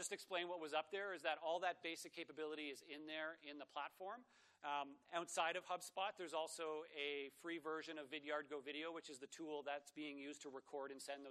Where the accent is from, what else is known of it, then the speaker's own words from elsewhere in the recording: Toronto, Ontario, Canada; I'm from Toronto